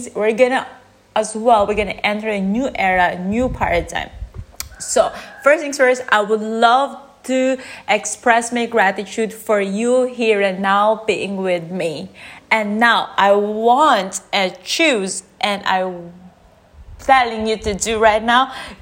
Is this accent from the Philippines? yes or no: yes; Philippines; now in Chiang Mai, Thailand; I'm from the Philippines and I'm currently living in Chiang Mai.